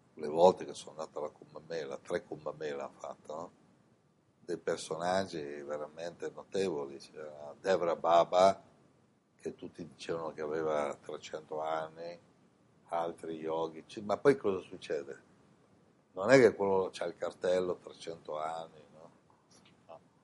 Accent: Italy; moved away as an adult; also born or lived in Milan / India; sono nato in Italia

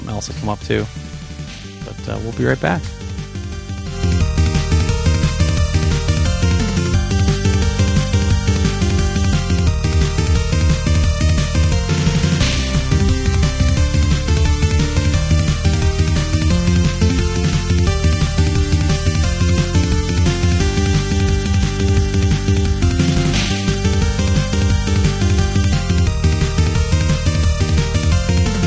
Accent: North Fond du Lac, Wisconsin, United States; born or raised there; moved away

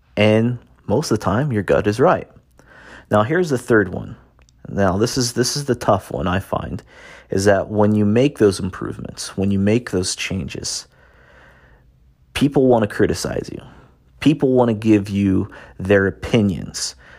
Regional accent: Indiana, United States; I grew up in Indiana, in the United States, little farm town

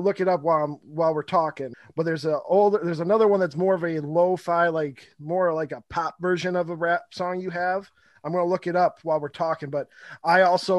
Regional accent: Michigan, United States; I'm also from Michigan

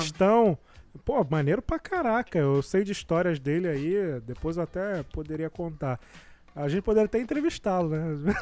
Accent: Rio de Janeiro, Brazil; Eu também sou de Jardim América

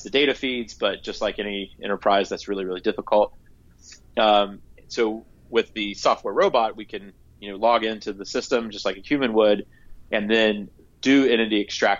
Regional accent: Gallipolis, southeastern Ohio, United States; my hometown, it's in southeastern Ohio, a small town called Gallup Police

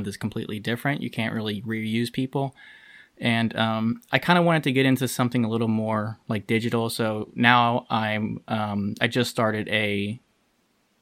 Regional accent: Kentucky, United States; also born or lived in Cincinnati; I am from Kentucky

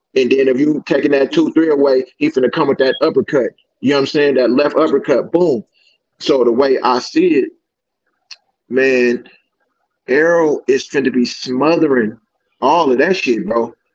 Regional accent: Richmond, California, United States; I'm from Richmond, California.

